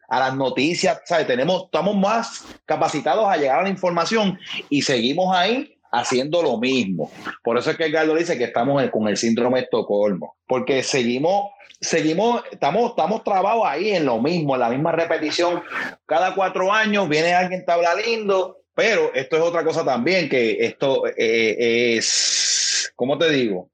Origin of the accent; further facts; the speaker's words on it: Puerto Rico; moved away; somos tres, tres personas que ahora mismo somos, estamos en la diáspora porque eh, hemos, que, hemos tenido que salir de nuestro país